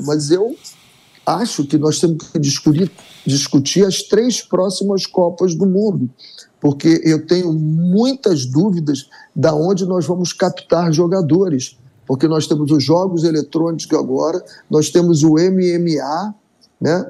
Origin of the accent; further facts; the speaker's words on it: Brazil; nós somos brasileiros